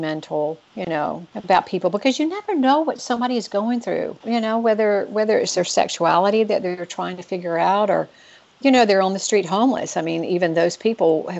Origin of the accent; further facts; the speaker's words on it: the South, United States; I live in the South, and I'm originally from the South